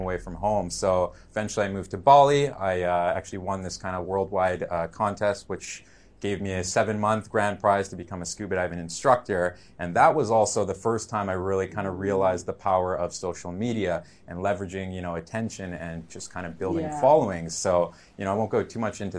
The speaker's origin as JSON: {"language": "English", "town": "Vancouver", "region": "British Columbia", "country": "Canada", "said": "I'm from Vancouver, BC, Canada, 31 years old"}